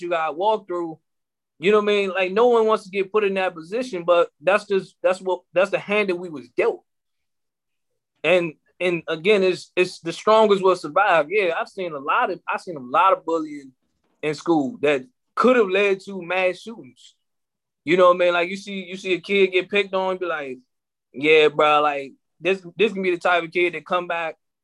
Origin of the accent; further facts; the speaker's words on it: Maryland, United States; we're from Maryland